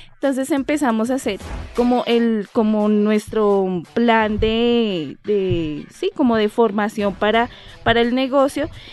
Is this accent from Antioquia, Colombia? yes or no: no; Bogotá, Colombia; also born or lived in Leticia, Amazonas; nosotros pues somos dos rolos, sí. oriundos de acá de Bogotá